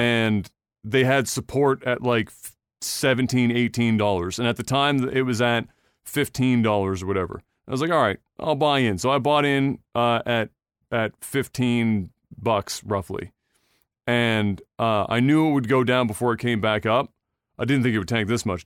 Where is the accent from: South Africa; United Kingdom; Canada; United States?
Canada